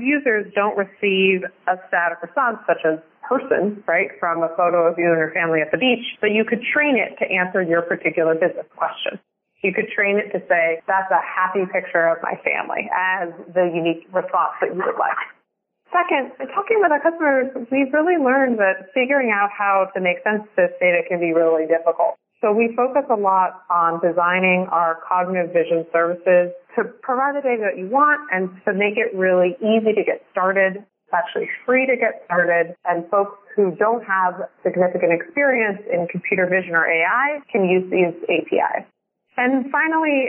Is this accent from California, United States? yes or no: yes; California, United States; my home state of drought-stricken California